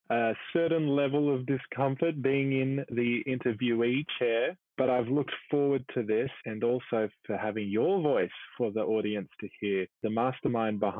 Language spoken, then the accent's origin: English; Blacktown, New South Wales, Australia; I grew up in Blacktown, Darug Mobland, and so my parents became pastors. My dad felt a calling to preach in a Christian church, and so began one in Blacktown two months before I was born. Previously, they had lived in a suburb called Merrylands